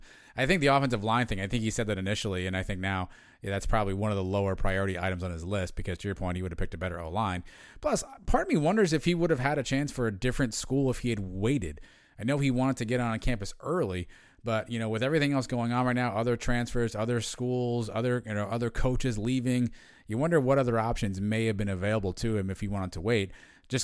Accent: South Florida, United States; I grew up in South Florida.

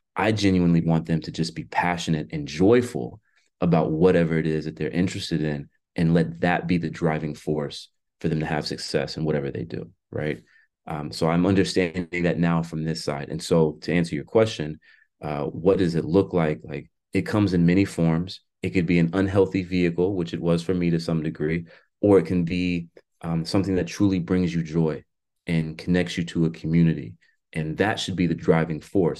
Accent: Florida, United States; now in Washington, United States; my home state of Florida

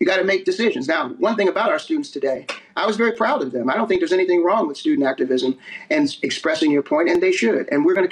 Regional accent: East Coast, United States; I'm from the East Coast

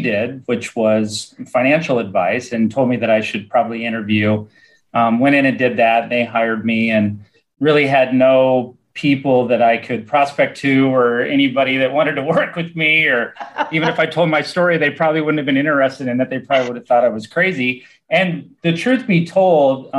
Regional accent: Nebraska, United States; moved away as an adult; also born or lived in Florida; I'm from Nebraska originally. I moved to Florida in the late 90s.

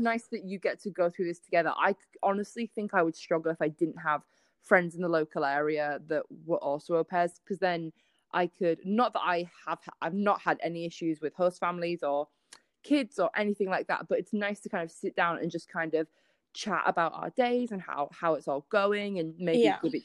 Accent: United Kingdom; accent: British; moved away as an adult; now in United States; I feel like I have a massive sign above my head being like, I am British

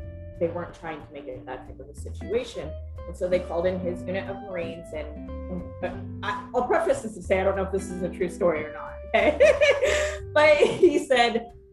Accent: Lafayette, Indiana, United States; now in Monticello, United States; I was born and raised in Lafayette, Indiana, and I now live in Monticello, Indiana

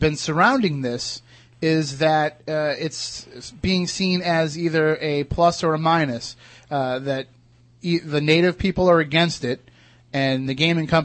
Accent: Massachusetts, United States; we grew up in Massachusetts.

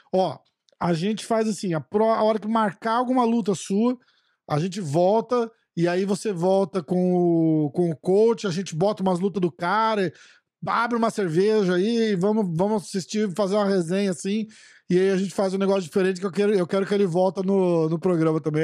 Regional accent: São Paulo, Brazil; moved away; eu sou de São Paulo, vou de São Paulo, sou de São Paulo

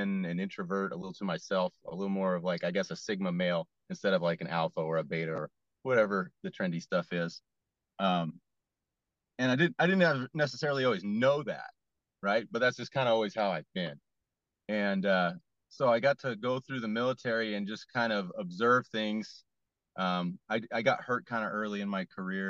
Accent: West Coast, United States; growing up on the West Coast

